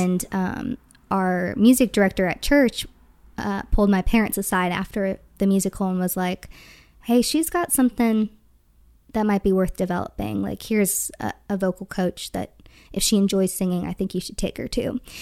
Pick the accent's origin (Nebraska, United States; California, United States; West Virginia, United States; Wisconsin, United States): Wisconsin, United States; I'm from Wisconsin